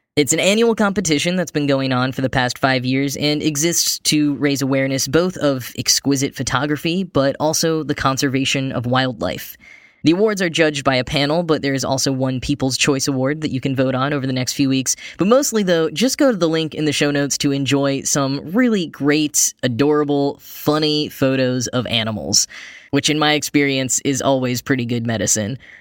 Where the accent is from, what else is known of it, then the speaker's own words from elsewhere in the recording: Dallas-Fort Worth area, Texas, United States; the Dallas-Fort Worth International Airport, which is partially located in my hometown